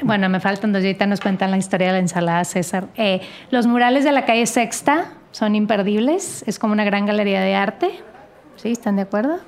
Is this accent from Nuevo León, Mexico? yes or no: yes; Monterrey, Nuevo León, Mexico; now in Mexico City, Mexico; yo que soy de Monterrey